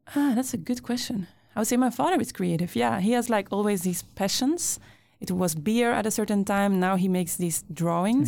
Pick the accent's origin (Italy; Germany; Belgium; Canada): Belgium; Brussels, Brussels-Capital Region; moved away as an adult; now in Sweden; I grew up in Brussels, so really like city, city. And now that I live in Sweden